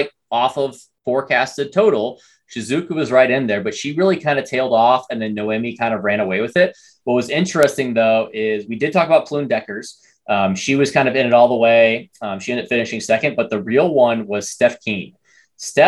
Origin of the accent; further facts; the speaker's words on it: United States; we're American